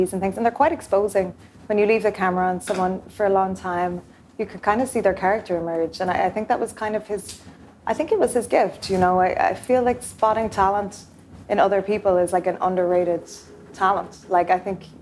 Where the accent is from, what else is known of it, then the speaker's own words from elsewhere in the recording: Ireland; I'm Irish